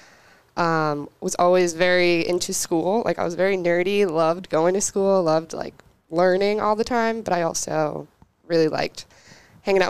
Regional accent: Newark, New Jersey, United States; moved away as an adult; also born or lived in Sao Paulo, Brazil; now in Charleston, United States; I grew up in Newark, New Jersey, essentially. Mostly New Jersey, but I was born in Brazil, in Sao Paulo

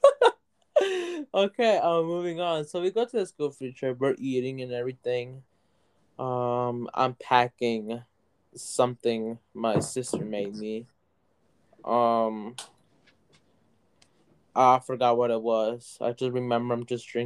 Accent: United States; from the U.S.

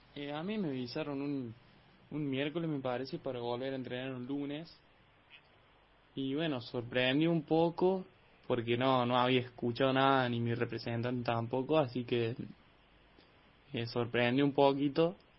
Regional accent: General Cabrera, Córdoba, Argentina; acá en, mi pueblo, en Cabrera

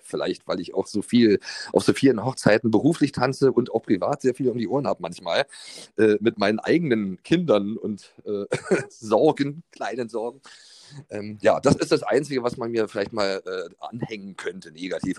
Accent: East Germany, Germany; Ich bin ja ohne Telefon im Osten groß geworden

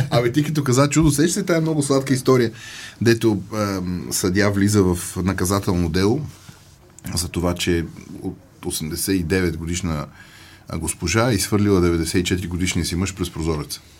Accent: Bulgaria; И аз съм българин, не съм македонец.

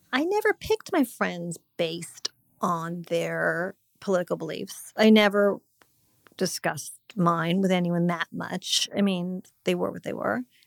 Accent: Montecito, California, United States; moved away; my hometown

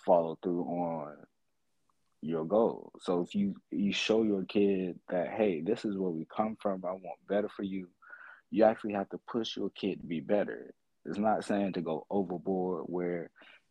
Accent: Florida, United States; I'm 27, and I'm from Florida

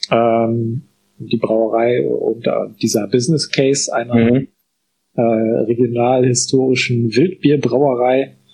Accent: North Rhine-Westphalia, Germany; ich komme aus dem Münsterland und wie sich das für eine Münsterlander Familie gehört, hatte man irgendwie auch einen landwirtschaftlichen Betrieb.

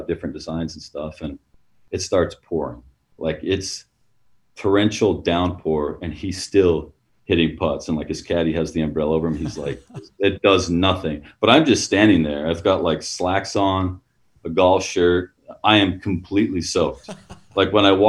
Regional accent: Utah, United States; I'm from Utah. I grew up in Utah

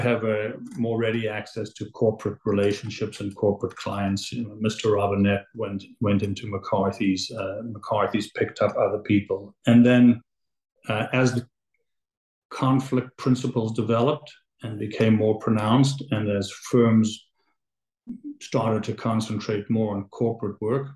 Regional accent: Johannesburg, Gauteng, South Africa; now in Toronto, Canada; I was born in Johannesburg, South Africa. And my family came to Toronto in the late 70s.

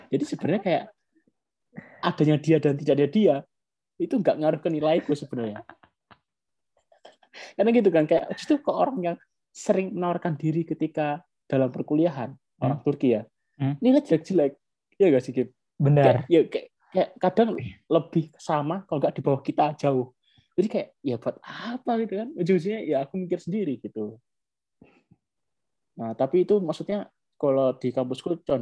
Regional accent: Turkmenistan; Indonesian is a second language; now in Konya, Turkey; Tapi kalau untuk orang asing sendiri kayak orang saya kan orang Turkmenistan.

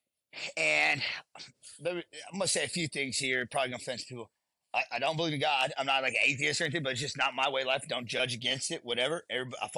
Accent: Southeast Texas, United States; moved away as an adult; I grew up in Southeast Texas

